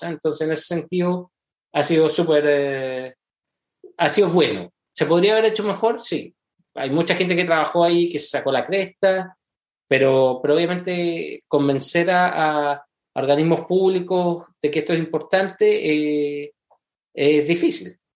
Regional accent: Santiago, Santiago Metropolitan Region, Chile; moved away as an adult; now in United States; yo soy santiaguino.

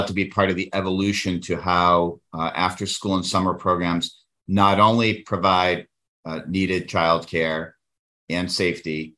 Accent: Worcester, Massachusetts, United States; my hometown of Worcester

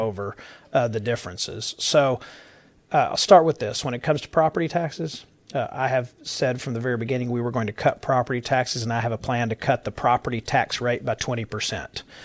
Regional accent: Dallas County, Texas, United States; now in Tarrant County, United States; I was born and raised in Dallas County

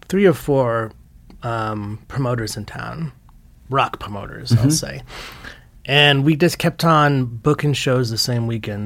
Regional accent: Fort Worth, Texas, United States; born there; also born or lived in Lompoc, California; I was born in Fort Worth, Texas.

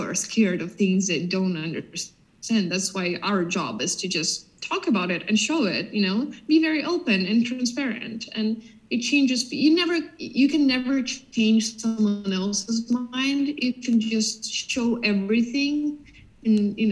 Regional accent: Ukraine; I'm from Ukraine

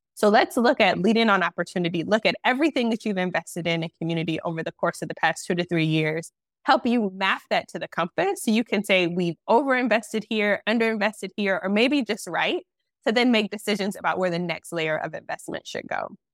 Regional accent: Detroit, Michigan, United States; moved away as an adult; now in Charlotte, United States; I am originally from Detroit. My husband is from Detroit. We grew up together.

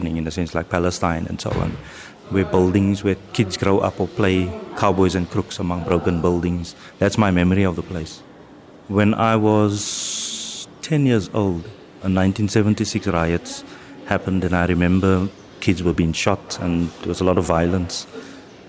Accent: Cape Town, Western Cape, South Africa; I grew up in Cape Town, in District 6 initially

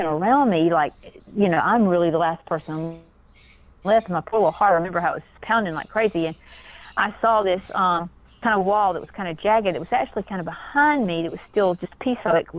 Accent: South Georgia, United States; I went to sleep as a little six-year-old girl on a farm in little South Georgia

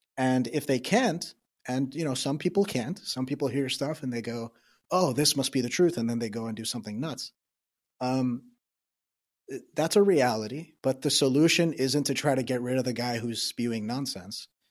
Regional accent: New York, United States; I'm from New York

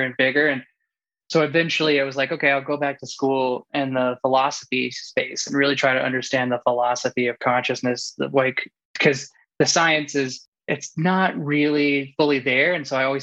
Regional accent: the South, United States; now in Boulder, United States; growing up in the South

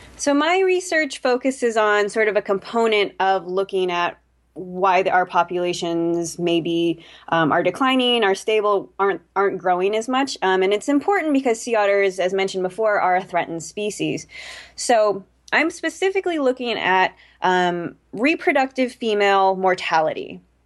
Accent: California, United States; I was a kid growing up in California, um, lived by the coast

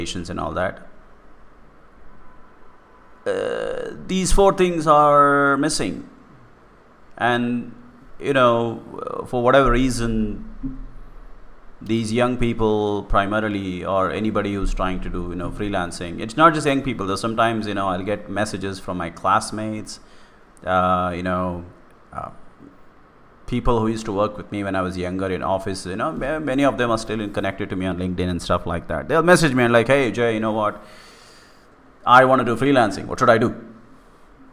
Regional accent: India; in India, whatever may be cool and not cool about my country

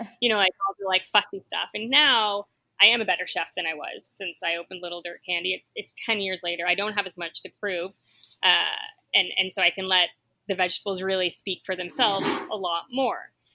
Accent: Ottawa, Ontario, Canada; also born or lived in Toronto, Canada; now in New York, United States; So I grew up in Ottawa and Toronto in the 70s and 80s.

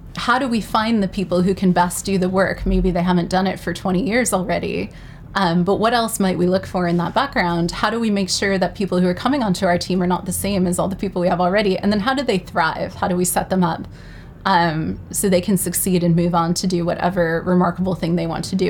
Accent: New York City, New York, United States; I'm proudly from New York City

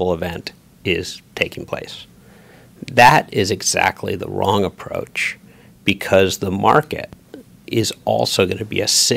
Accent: New York City, New York, United States; Proudly American, even if I'm a New Yorker

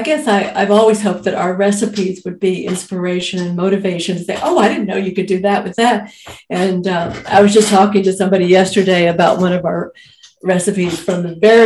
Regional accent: Fort Worth, Texas, United States; now in Belmont, United States; I grew up in Cowtown, literally called Cowtown as a nickname, Fort Worth, Texas.

